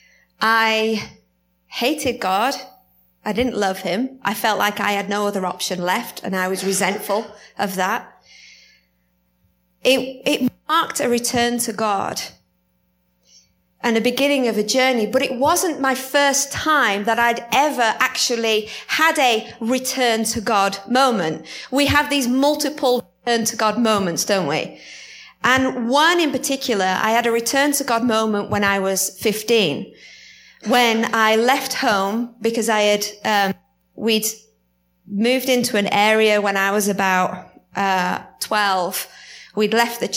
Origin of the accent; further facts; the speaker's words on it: United Kingdom; accent: British; my accent gets stronger